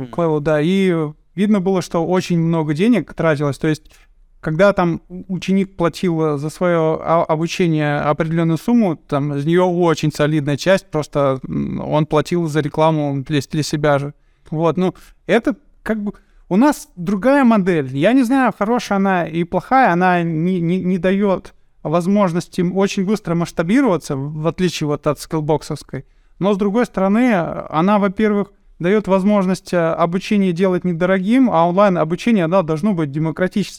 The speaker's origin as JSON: {"language": "Russian", "town": "Chelyabinsk", "region": "Chelyabinsk Oblast", "country": "Russia", "said": "я сам из Челябинска"}